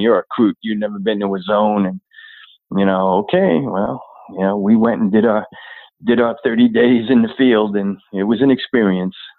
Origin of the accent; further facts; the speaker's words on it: Long Island, New York, United States; also born or lived in Flushing, New York; grew up on uh, Long Island